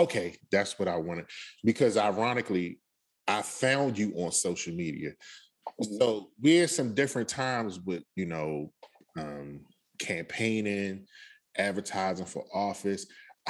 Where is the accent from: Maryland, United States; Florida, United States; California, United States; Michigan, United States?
Maryland, United States; Capitol Heights; PG County is where I grew up. I mean, you grew up in Miami, but I grew up in Capitol Heights.